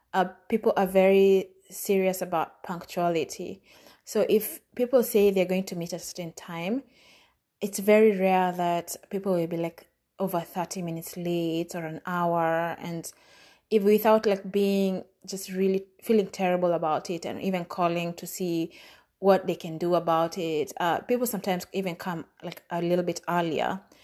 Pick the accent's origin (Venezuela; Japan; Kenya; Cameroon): Kenya; moved away as an adult; now in United States